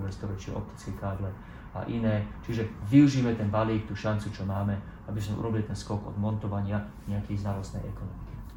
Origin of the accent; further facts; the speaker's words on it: Slovakia; ako občan, ako Slovák